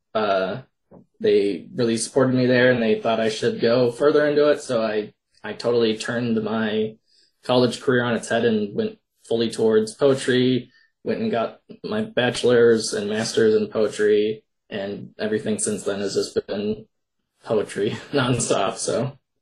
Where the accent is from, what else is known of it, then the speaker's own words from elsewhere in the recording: Minnesota, United States; I'm from Minnesota